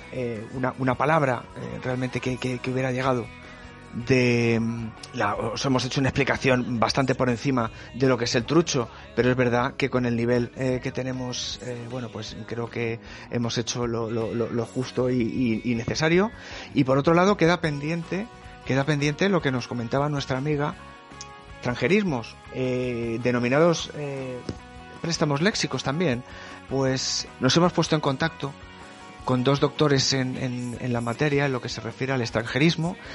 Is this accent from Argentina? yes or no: no; Spain; yo como persona española de España, la verdad es que no me gustan nada